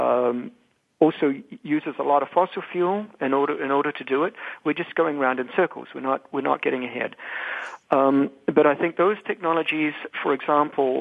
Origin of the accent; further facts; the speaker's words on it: New Zealand; now in United States; I'm a New Zealander.